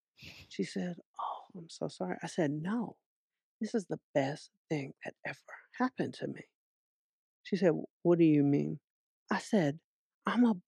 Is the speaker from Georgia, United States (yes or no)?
yes; Atlanta, Georgia, United States; now in Los Angeles, United States; I grew up in Atlanta